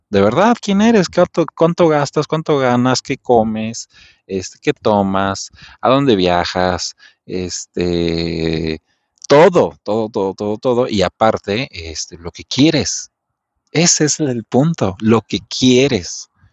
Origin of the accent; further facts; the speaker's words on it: Mexico; soy mexicano